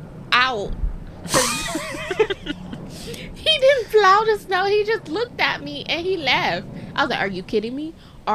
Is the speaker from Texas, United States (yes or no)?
no; Florida, United States; And they all knew I was from Florida.